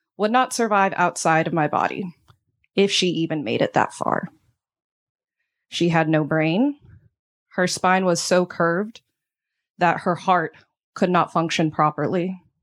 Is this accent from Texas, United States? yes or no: yes; Texas, United States; moved away; I'm from Texas, a place that I used to be proud to call home